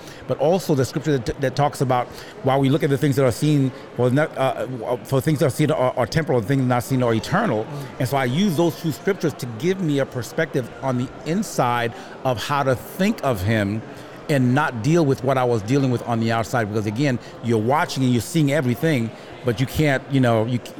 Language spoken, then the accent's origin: English; New York, United States; also born or lived in Haiti / Miami; Born in Haiti. Went from Haiti to New York. From New York, gosh